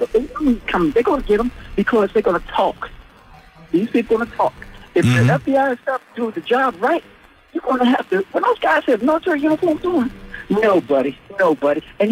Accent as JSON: {"language": "English", "town": "Washington", "region": "District of Columbia", "country": "United States", "tie": "born or raised there", "said": "I'm born and raised in Washington, D.C."}